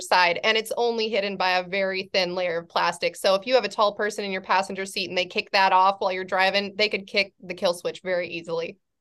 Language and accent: English; California, United States; i'm from california but i'm from a farming community in california